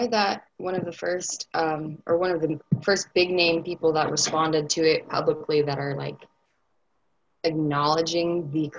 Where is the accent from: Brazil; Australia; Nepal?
Brazil; moved away; I'm a political science student at UNCG, and I'm from Brazil.